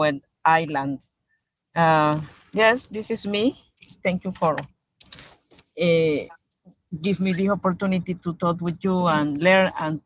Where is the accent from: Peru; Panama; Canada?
Panama; Guna Yala; from Cunadule Nation, from Panama